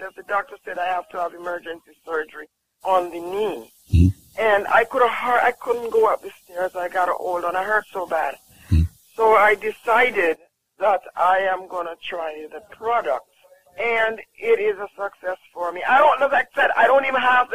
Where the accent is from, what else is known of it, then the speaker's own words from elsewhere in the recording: Jamaica; I'm from Jamaica